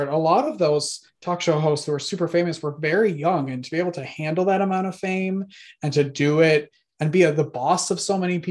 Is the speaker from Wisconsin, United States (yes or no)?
yes; Wisconsin, United States; I grew up in Wisconsin